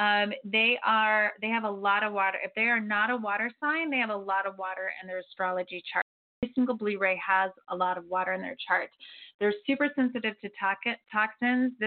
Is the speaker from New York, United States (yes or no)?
no; Florida, United States; now in Santa Barbara, United States; I'm from Florida